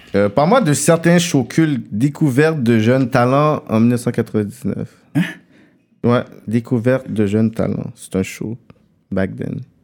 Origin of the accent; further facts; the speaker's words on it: Montreal, Quebec, Canada; also born or lived in Saint-Michel, Montreal; j'ai habité toute ma vie Pierre Fond, mais tu sais, je suis né à Saint-Michel